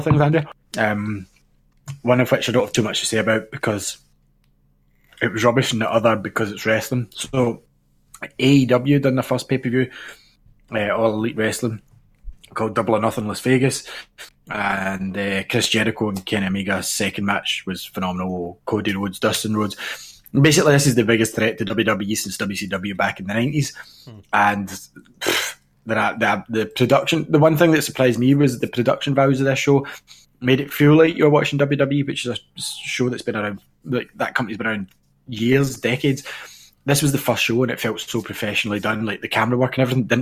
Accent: Scotland, United Kingdom

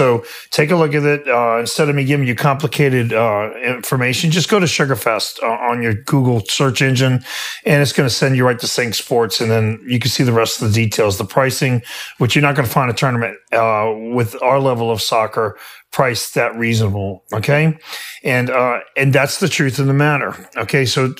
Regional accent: Louisiana, United States; And I'm from Louisiana.

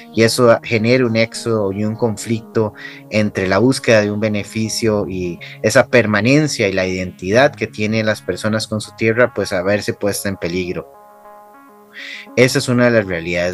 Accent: Costa Rica; en mi país

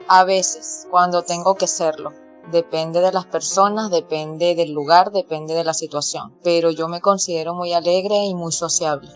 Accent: Caracas, Capital District, Venezuela; yo nací aquí, siempre he vivido aquí en Venezuela, específicamente en la ciudad de Caracas. Yo soy de Caracas, Venezuela

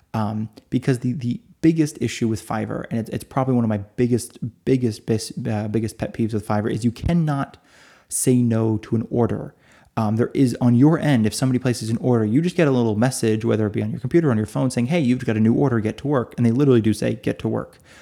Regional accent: United States; now in Italy; I'm in Italy. Uh, so although I'm American, although I read in English, I am listed as being in Italy.

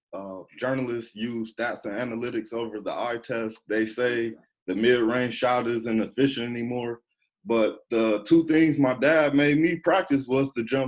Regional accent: Toledo, Ohio, United States; I'm from Toledo, Ohio, 45 minutes from Detroit

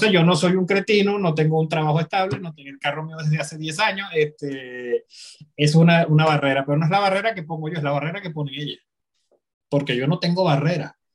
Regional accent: Venezuela; now in France; los últimos seis años que vivo fuera de Venezuela

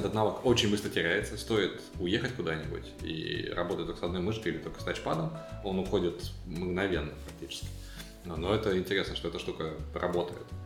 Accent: Siberia, Russia; моей родной Сибири

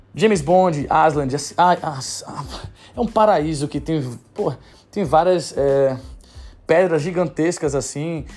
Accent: Bahia, Brazil; sou da Bahia, sou baiano

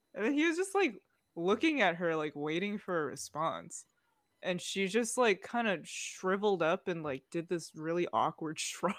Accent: United States; I was born here.

